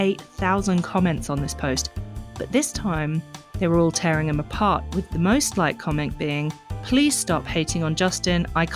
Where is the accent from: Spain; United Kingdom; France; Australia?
Australia; accent: Australian; And it might explain why my Australian accent gets a little bit thicker, because, sorry guys, I have no control over it.